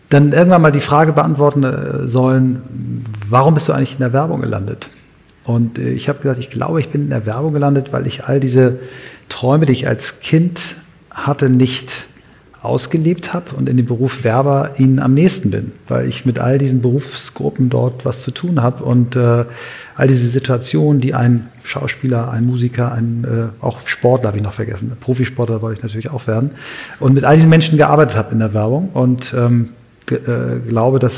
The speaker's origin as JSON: {"language": "German", "town": "Kiel", "region": "Schleswig-Holstein", "country": "Germany", "said": "also in so einem sehr schwierigen Viertel in, in Kiel, wo ich herkomme"}